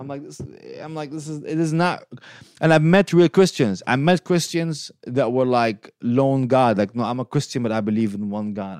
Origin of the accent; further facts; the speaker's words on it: Syria; also born or lived in Detroit, United States / Lansing, United States; now in United States; I'm from Syria, so I'm not from the Saudi, uh, area